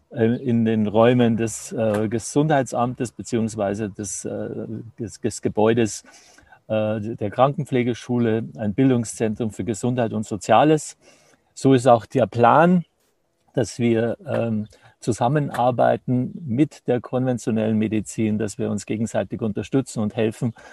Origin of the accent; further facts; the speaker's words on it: Traunstein, Bavaria, Germany; ich komme aus dem Chiemgau hier in Traunstein.